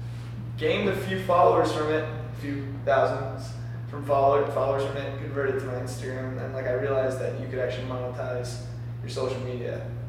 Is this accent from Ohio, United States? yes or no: no; Maryland, United States; I'm from Maryland.